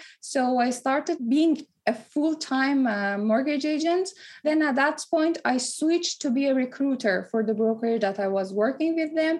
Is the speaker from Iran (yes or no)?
yes; Tehran, Tehran Province, Iran; also born or lived in Dubai; now in Toronto, Canada; I was born in Tehran, moved to Dubai, and then moved to Toronto